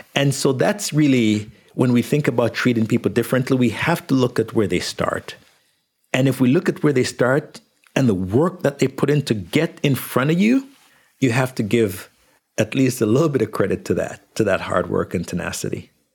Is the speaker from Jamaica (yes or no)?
yes; Jamaica; now in Canada; When I was growing up in Jamaica